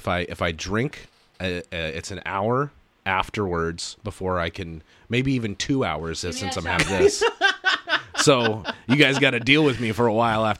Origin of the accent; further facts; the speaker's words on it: Burbank, California, United States; I'm an L.A. native. I was born and raised in Burbank.